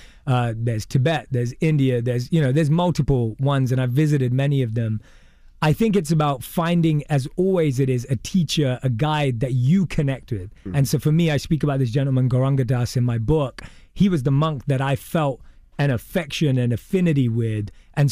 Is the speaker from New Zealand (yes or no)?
no; London, United Kingdom; born or raised there